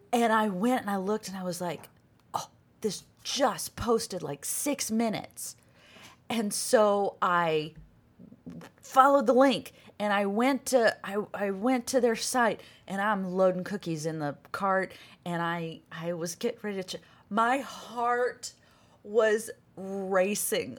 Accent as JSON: {"language": "English", "region": "Arkansas", "country": "United States", "moved": "yes", "said": "I'm from Arkansas"}